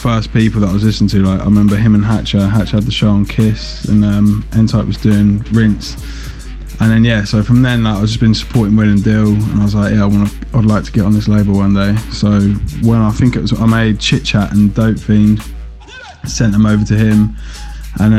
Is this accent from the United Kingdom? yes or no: yes; Southend-on-Sea, East of England, United Kingdom; moved away as an adult; now in Ipswich, United Kingdom; I'm originally from Southend, Essex. I'm an Essex boy. But, I've lived in Ipswich for God knows how long. Over 10 years now.